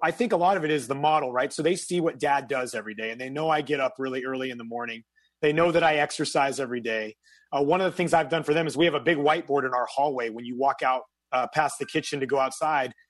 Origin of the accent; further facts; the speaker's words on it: a small town in Northern California, United States; moved away as an adult; I'm from a small town in Northern California, 5,000 people. And so everybody knows your business.